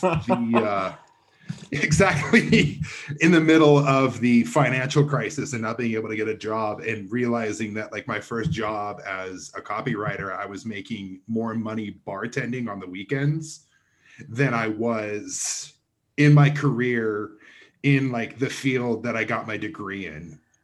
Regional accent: Provo, Utah, United States; I am originally from Provo, Utah, which is, like, forty-five minutes south of Salt Lake City.

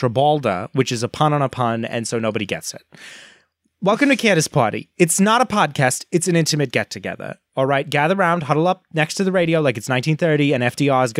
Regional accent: United States; as an American human man

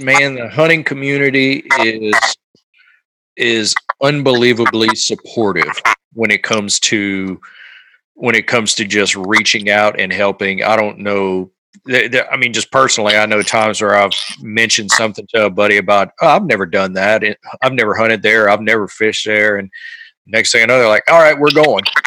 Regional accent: Louisiana, United States; also born or lived in Natchez, Mississippi; now in Texas, United States; I'm from Louisiana

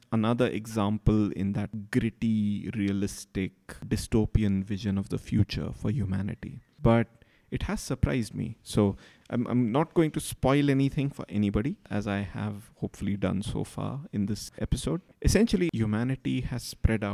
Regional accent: rural Maharashtra, India; rural Maharashtra near where I grew up

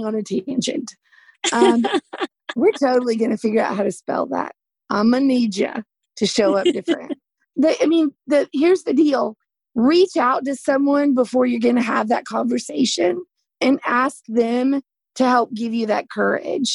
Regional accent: the South, United States; accent: Southern; I'm from the South my whole life

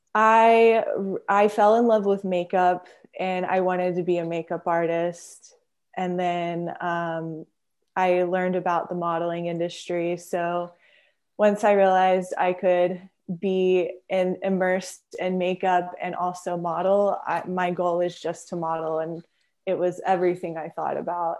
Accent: Houston, Texas, United States; also born or lived in Friendswood, Texas; I'm from Houston, Texas, and I was born south of Houston in Friendswood. And, um, yeah, I, I grew up in the suburbs

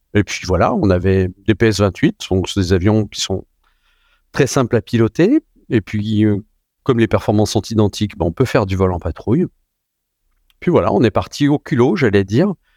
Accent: Saint-Étienne, Auvergne-Rhône-Alpes, France; moved away; je viens de Saint-Étienne. J'étais dans un aéroclub euh, du côté de Saint-Chamond

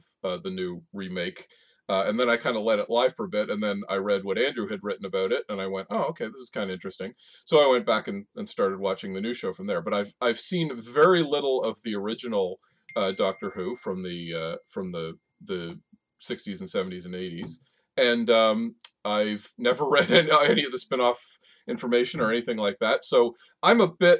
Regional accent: Canada; as two Canadians

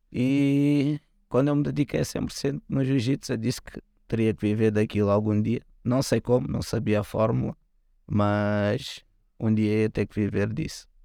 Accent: Lisbon, Portugal; eu sou do, do Lumiar, né?

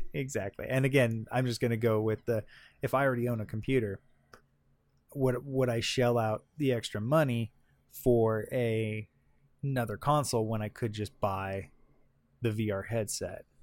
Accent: Southern California, United States; I'm from Southern California. I went to Disneyland all the time.

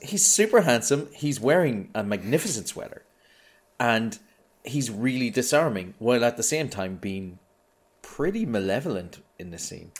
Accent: Ireland; I'm Irish.

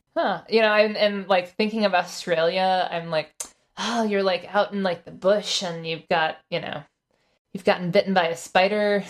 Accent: Florida, United States; I'm from Florida

